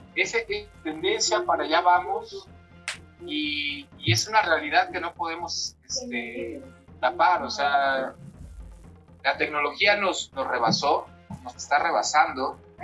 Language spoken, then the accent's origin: Spanish; Mexico; sobre todo somos mexicanos